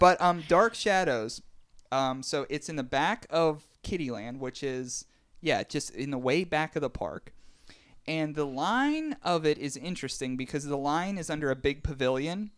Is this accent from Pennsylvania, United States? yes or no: yes; Pittsburgh, Pennsylvania, United States; we're from Pittsburgh and we love the Steelers